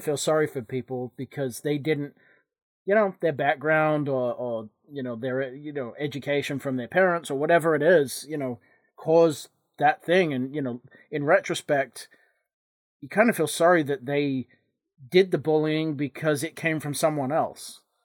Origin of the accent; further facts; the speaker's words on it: England, United Kingdom; moved away; when I was growing up in England